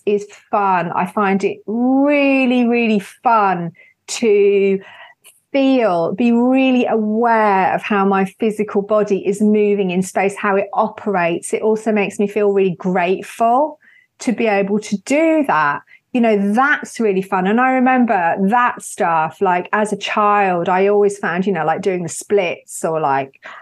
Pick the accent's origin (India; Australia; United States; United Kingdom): United Kingdom; especially being British